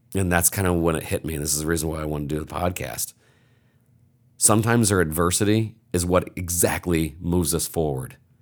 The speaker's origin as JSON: {"language": "English", "region": "Indiana", "country": "United States", "said": "I'm from Indiana"}